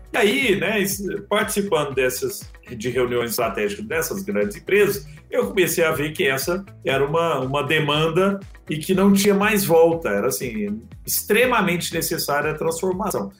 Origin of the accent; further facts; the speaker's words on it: Brazil; nós brasileiros